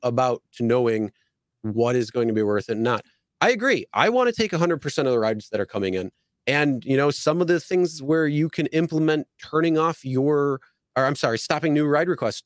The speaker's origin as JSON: {"language": "English", "town": "Buffalo", "region": "New York", "country": "United States", "said": "I'm from Buffalo"}